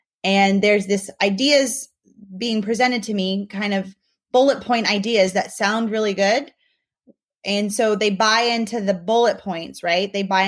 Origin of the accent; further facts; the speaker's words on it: Mexico; moved away; I'm really thankful for not just my upbringing growing up in Mexico, but also living and working in other countries